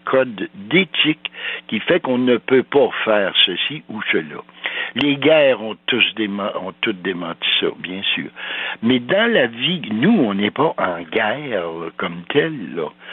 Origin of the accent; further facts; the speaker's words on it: Val-d'Or, Quebec, Canada; Je suis né à Val d'Or, moi, en 39, et puis euh, mon père est venu s'installer là parce que c'était le Klondike